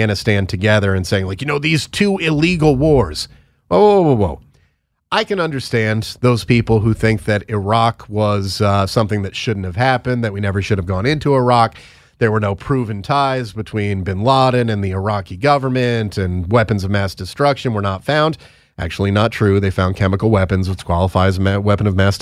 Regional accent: United States; We are Americans.

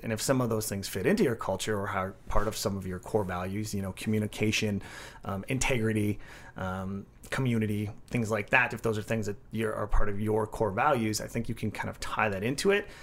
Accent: Midwest, United States; being born and raised in the Midwest

